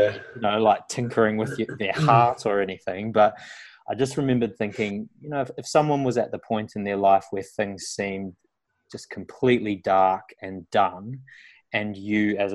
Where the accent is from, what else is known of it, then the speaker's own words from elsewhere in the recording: New Zealand; moved away as an adult; now in Australia; I grew up on a farm. I'm from New Zealand originally, which you probably tell by the accent